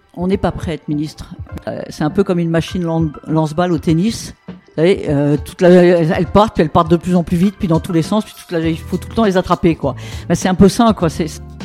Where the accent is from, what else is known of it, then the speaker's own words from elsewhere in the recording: Rouen, Normandy, France; also born or lived in Petit-Quevilly; je suis né à Petit Quevilly, mais ma famille habitait Rouen